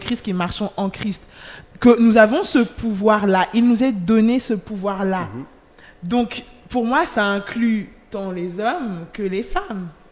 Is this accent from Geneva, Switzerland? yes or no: yes; Geneva, Switzerland; nigériane, angolaise d'origine, née à mhm. Genève.